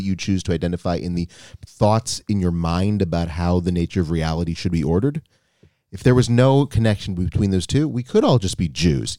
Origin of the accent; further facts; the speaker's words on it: United States; now in Israel; you and I grew up in the States